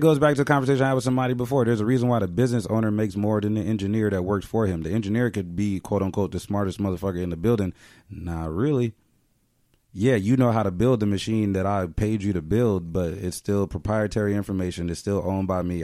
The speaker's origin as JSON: {"language": "English", "country": "United States", "said": "just being American."}